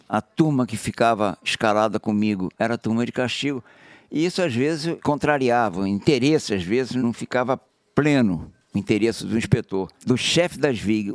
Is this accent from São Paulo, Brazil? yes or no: no; Rio de Janeiro, Brazil; Eu fui criado na Zona Sul